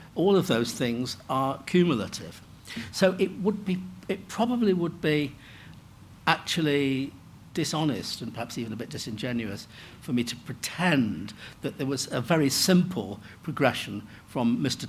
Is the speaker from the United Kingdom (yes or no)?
yes; Manchester, North West England, United Kingdom; I grew up in Manchester